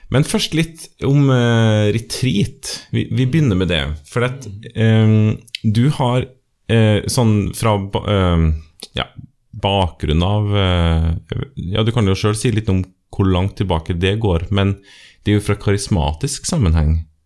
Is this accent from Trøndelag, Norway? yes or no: yes; Trøndelag, Norway; Men jeg er jo trønder, og det er jo fint å få med seg det også.